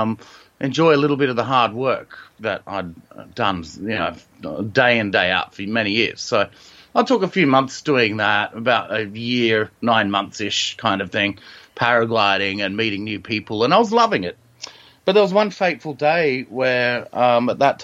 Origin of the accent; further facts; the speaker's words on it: Sydney, New South Wales, Australia; I'm from Sydney, which is in Australia